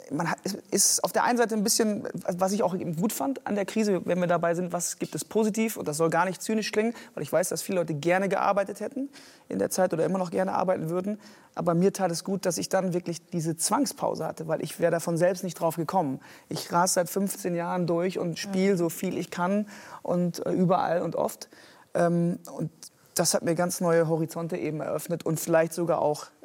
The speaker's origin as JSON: {"language": "German", "region": "Rhineland", "country": "Germany", "tie": "born or raised there", "said": "ich bin auf dem Dorf groß geworden, äh, katholische Gegend im Rheinland."}